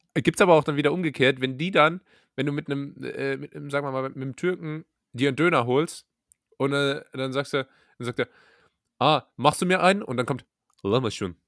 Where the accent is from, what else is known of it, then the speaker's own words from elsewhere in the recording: Rhineland-Palatinate, Germany; moved away as an adult; now in Karlsruhe, Germany; Ich komme aus der Pfalz. Dort wird Pfälzisch gesprochen.